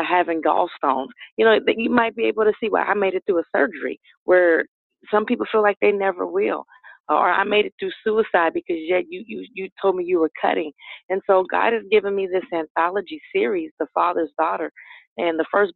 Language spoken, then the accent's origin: English; New Orleans, Louisiana, United States; growing up in New Orleans, I just wanted to go to school, be with family